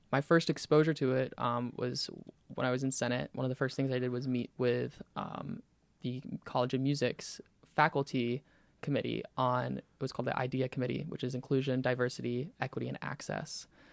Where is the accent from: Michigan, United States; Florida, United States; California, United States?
Florida, United States; Pensacola; I'm from Pensacola